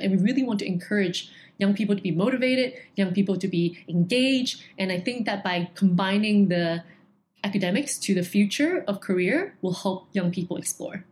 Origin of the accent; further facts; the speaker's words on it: Hong Kong; being born and raised in Hong Kong